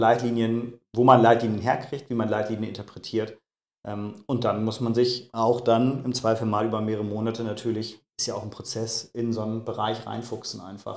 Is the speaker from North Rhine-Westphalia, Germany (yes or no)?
yes; Münster, North Rhine-Westphalia, Germany; moved away; Ich komme gebürtig aus Münster